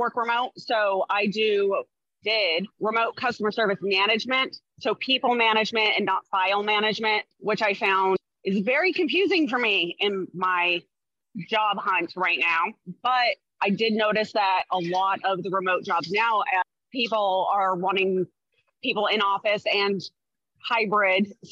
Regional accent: Riverside, California, United States; now in Bakersfield, United States; I actually grew up in Riverside

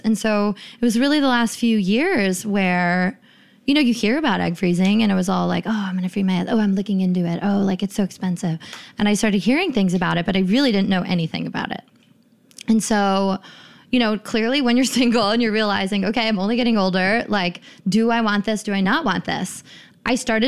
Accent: East Bay, California, United States; I'm from the Bay Area of California. I'm from the East Bay.

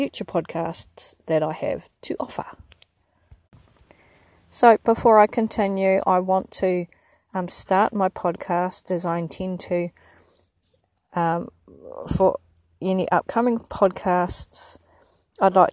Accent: Porirua, Wellington, New Zealand; moved away as an adult; now in Ipswich, Australia; I am an Indigenous Māori New Zealander.

